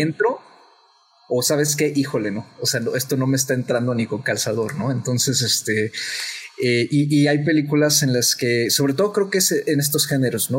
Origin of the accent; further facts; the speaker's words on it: Mexico; nosotros como mexicanos